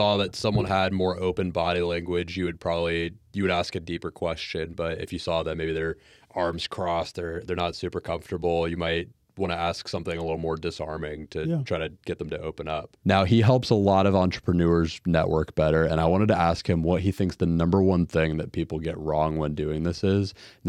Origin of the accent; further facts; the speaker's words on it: Jacksonville, Florida, United States; I'm from Jacksonville.